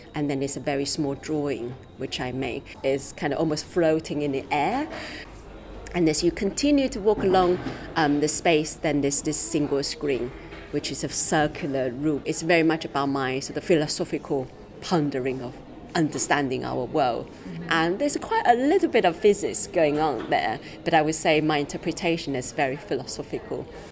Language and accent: English; Taiwan; now in London, United Kingdom; I was born in Taiwan